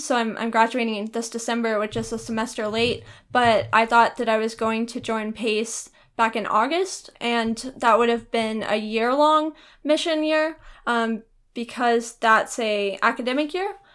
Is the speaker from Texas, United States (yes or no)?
yes; Arlington, Texas, United States; I grew up in Arlington, Texas